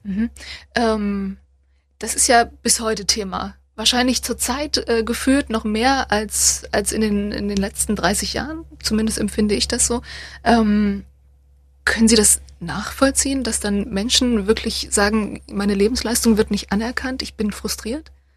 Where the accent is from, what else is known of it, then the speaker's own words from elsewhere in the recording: Torgau, Saxony, Germany; ich komme selber auch aus der Gegend, aus Ostdeutschland, aus Torgau